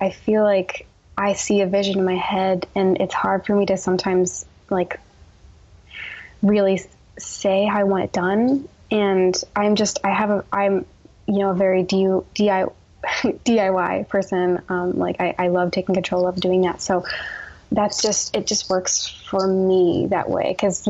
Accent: New Jersey, United States; moved away as an adult; also born or lived in New York City; now in Portland, United States; having grown up in New Jersey

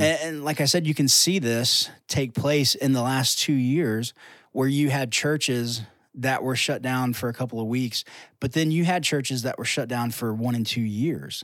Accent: United States

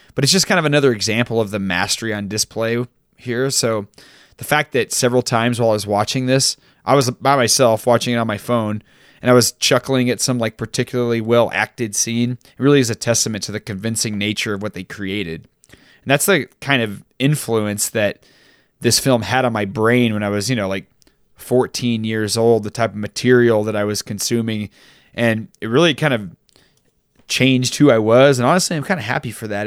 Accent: Texas, United States; a young Mormon boy growing up in Texas

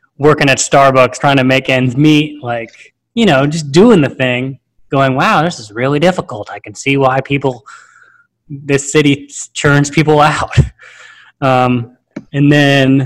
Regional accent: Fresno, California, United States; moved away as an adult; now in Atlanta, United States; I'm currently living in Atlanta. I'm originally from Fresno, California, so right in the Central Valley

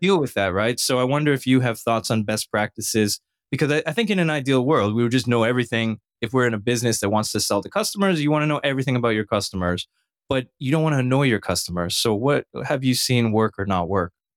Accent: Canada; now in United States; a Canadian who lives in the United States

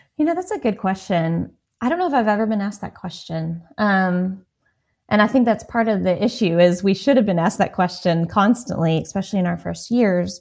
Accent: Texas, United States; I grew up in Texas

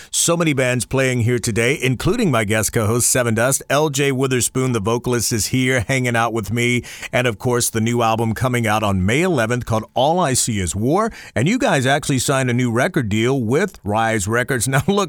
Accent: the South, United States; I grew up in the South.

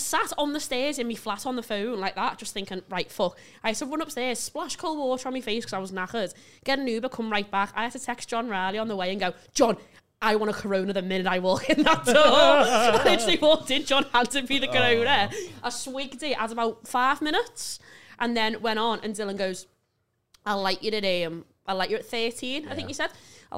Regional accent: West Derby, North West England, United Kingdom; I'm from West Derby.

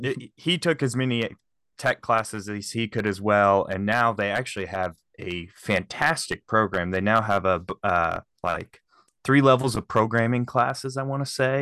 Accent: Shelbyville, Illinois, United States; also born or lived in Kansas City; I am from Shelbyville, Illinois, and we have a Great Lake here

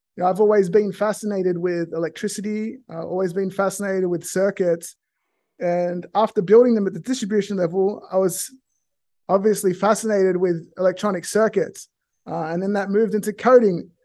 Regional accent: Australia; now in California, United States; I grew up in a small rural town in Australia

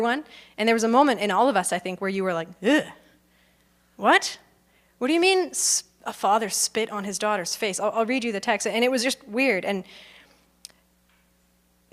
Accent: Okotoks, Alberta, Canada; I grew up in Okotoks

